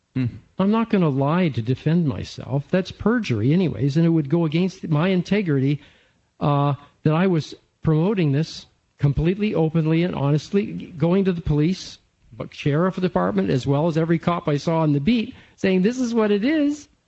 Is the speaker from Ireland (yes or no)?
no; Canada; now in United States; I am a Canadian uh, and I'm in the process of becoming an American